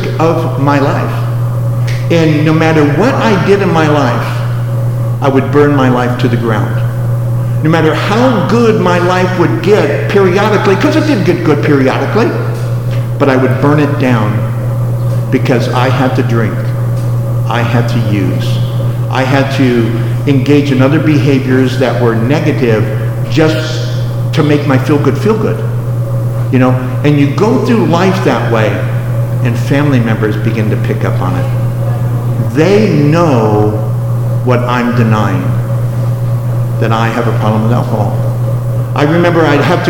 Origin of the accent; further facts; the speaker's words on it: Los Angeles, California, United States; moved away as an adult; also born or lived in Las Vegas; I grew up in Los Angeles in downtown LA, right where the original Angels flight was, over on 3rd and Hill